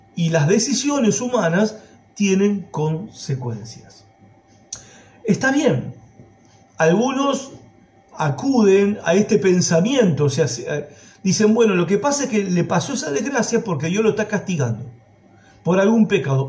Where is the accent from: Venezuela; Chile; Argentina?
Argentina